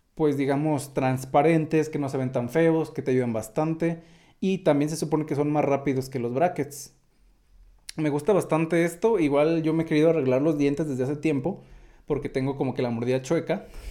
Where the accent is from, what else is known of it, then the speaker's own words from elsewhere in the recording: Mexico; accent: mexicano; soy mexicano